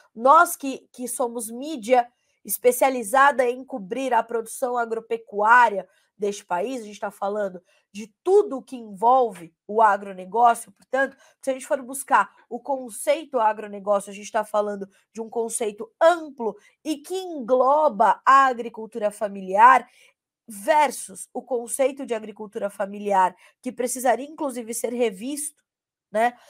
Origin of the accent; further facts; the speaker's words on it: São Bernardo do Campo, São Paulo, Brazil; crescida, nascida e criada em São Bernardo do Campo